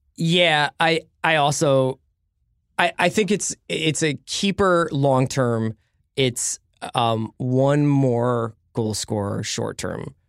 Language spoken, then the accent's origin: English; Philadelphia, Pennsylvania, United States; I'm from Philadelphia